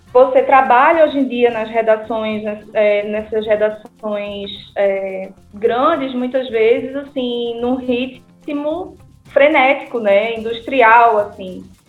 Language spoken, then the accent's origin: Portuguese; Northeast Region, Brazil; muito bom falar com as conterrâneas